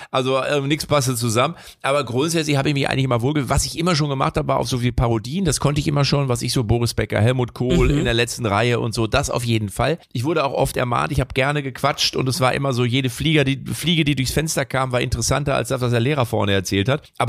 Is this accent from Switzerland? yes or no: no; Lippstadt, North Rhine-Westphalia, Germany; Also ich bin, ja, ich komme ja aus Lippstadt.